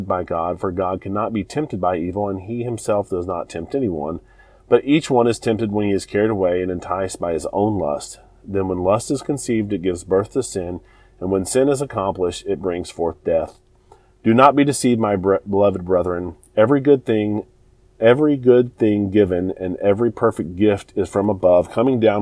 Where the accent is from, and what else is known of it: United States